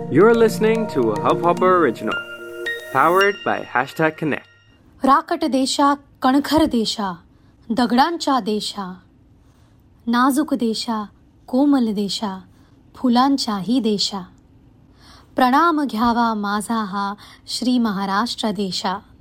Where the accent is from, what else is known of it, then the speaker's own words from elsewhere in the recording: Pune, Maharashtra, India; first language Hindi; Marathi is a second language; आजी आजोबा काका काकू आत्या नुकतेच परभणीहून सगळेच पुण्यात देहरोडला शिफ्ट झाले होते आणि या सगळ्यांना आम्ही सगळेच जवळपास राहायचो